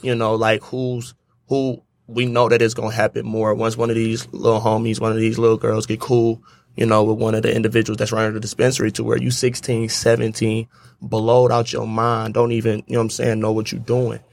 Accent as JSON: {"language": "English", "town": "Detroit", "region": "Michigan", "country": "United States", "tie": "born or raised there", "said": "I grew up on East Side"}